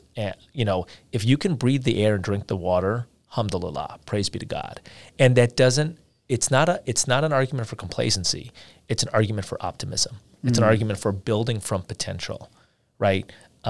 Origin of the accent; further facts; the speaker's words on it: India; you know, I'm from India, and I've spent months there over the course of my life